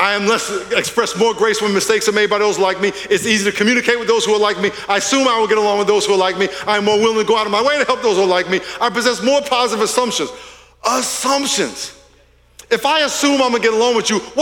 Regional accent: Long Island, New York, United States; moved away as an adult; now in California, United States; I'm from Long Island, New York. I'm a New Yorker. I've been in California 40 years, but I'm a New Yorker

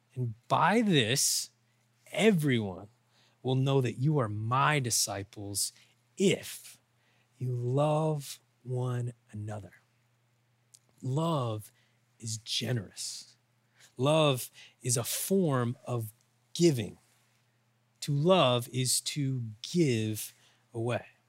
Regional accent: Oklahoma, United States; I'm from Oklahoma, we use those kind of words.

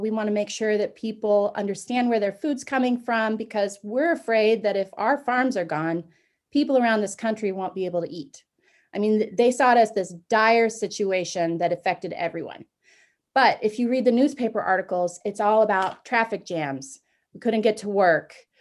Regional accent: Concordia, Kansas, United States; moved away; my hometown of Concordia, Kansas

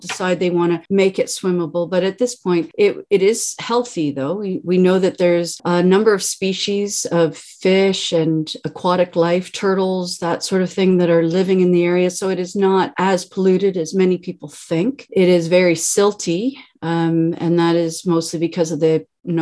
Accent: Caledonia, Ontario, Canada; now in Brantford, Canada; I grew up in Caledonia, and I've moved to Brantford in 1993

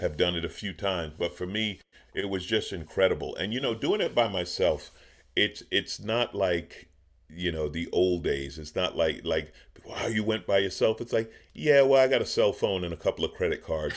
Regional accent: New York City, New York, United States; now in California, United States; I grew up in New York, in Queens, in New York City

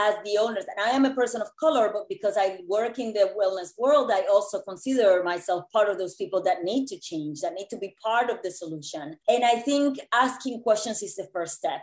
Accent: Puerto Rico; moved away as an adult; also born or lived in New York City; I grew up in Puerto Rico in what I believe now to be an idyllic childhood

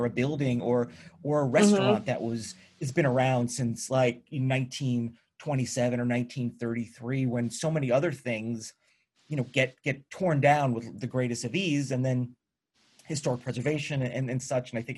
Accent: New York, United States; I grew up in New York, you know, maybe like an hour outside of New York City

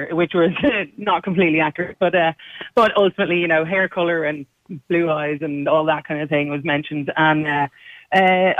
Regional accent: Dublin, Leinster, Ireland; I was born in Hollis Street Hospital

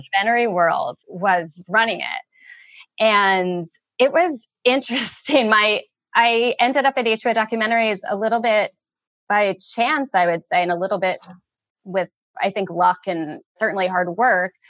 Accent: Wayne, New Jersey, United States; I grew up in Wayne, New Jersey

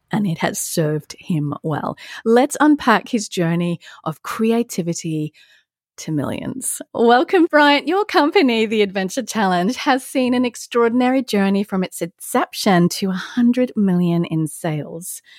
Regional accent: Australia; also born or lived in London, United Kingdom / California, United States; now in Atlanta, United States; I'm an Aussie in Atlanta, Georgia, U S

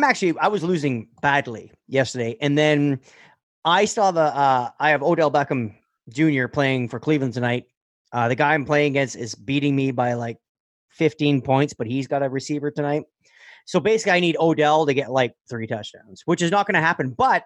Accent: Northern Ontario, Canada; I grew up in Northern Ontario. All my friends are French and Habs fans.

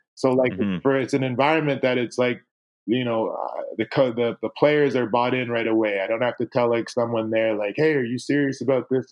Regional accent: Toronto, Ontario, Canada; also born or lived in Winnipeg, Manitoba; now in British Columbia, Canada; growing up in Toronto

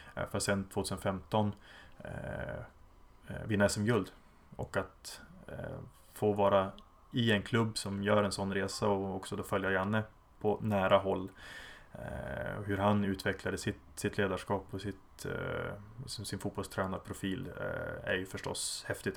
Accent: Umeå, Västerbotten County, Sweden; now in Berlin, Germany; född och uppvuxen i Umeå

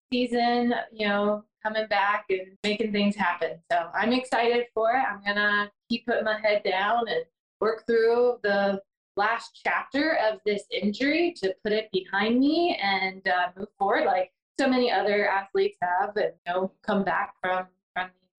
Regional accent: Georgia, United States; I am born and raised in Georgia.

